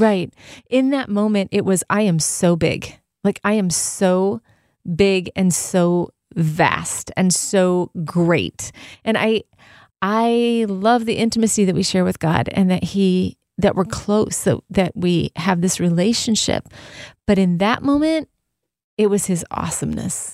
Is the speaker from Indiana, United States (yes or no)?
no; Southern California, United States; I grew up in Southern California.